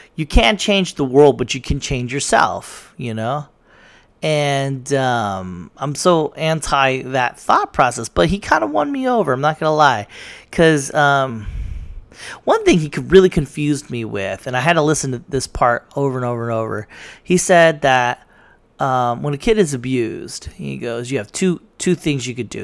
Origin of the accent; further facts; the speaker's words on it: United States; I'm American.